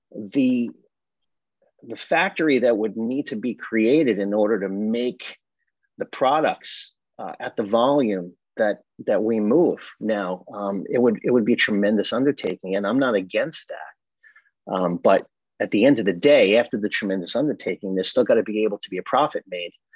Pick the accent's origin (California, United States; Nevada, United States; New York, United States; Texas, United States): New York, United States; Massapequa Park; born or raised there; also born or lived in Brooklyn, New York